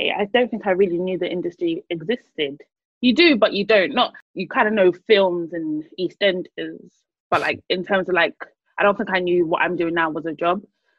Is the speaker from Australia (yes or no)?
no; Nigeria; Because I'm Nigerian. Established.